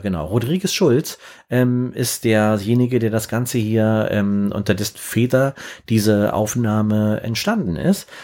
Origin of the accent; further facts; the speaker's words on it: Berlin, Germany; ich komm aus Berlin